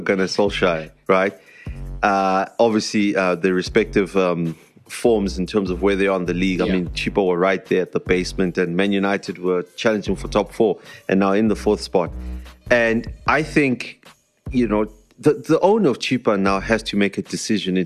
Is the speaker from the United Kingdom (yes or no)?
no; South Africa; I live in South Africa and I'm a South African